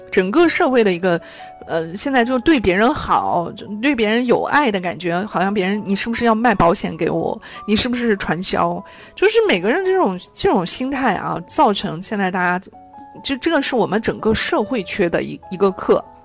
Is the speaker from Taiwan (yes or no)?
no; China; 我们中国人从小到大，确实的就是被看见，被肯定